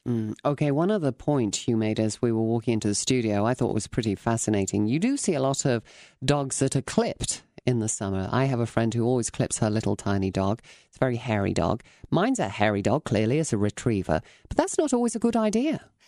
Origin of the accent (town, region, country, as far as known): England, United Kingdom; now in United States